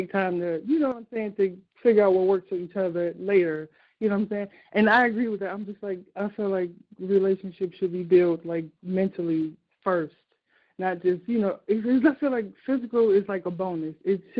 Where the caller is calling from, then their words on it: Chicago, Illinois, United States; from Chicago. Your favorite.